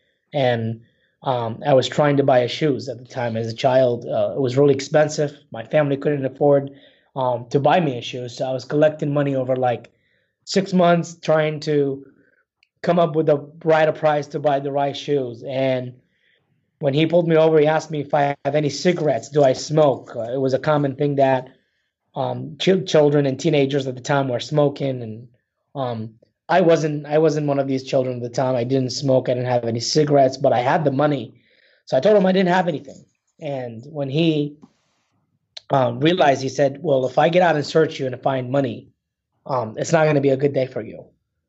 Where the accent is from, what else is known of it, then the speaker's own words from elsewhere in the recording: Baghdad, Baghdad Governorate, Iraq; Yeah, so I was born and raised in Baghdad, Iraq.